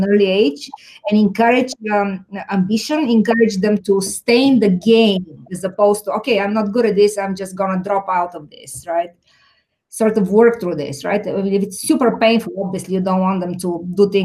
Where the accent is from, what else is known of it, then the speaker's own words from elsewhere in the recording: Bulgaria; now in Chicago, United States; I grew up in Bulgaria